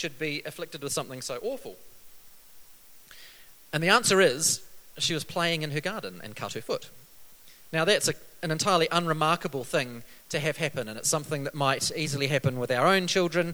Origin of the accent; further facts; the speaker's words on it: New Zealand; coming from a country like New Zealand